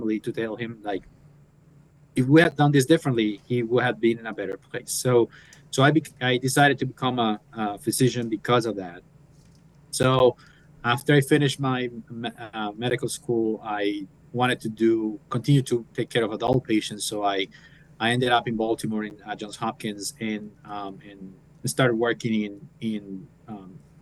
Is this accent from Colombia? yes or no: yes; Colombia; moved away as an adult; now in United States; So I'm originally from Colombia. So I went to medical school at 16.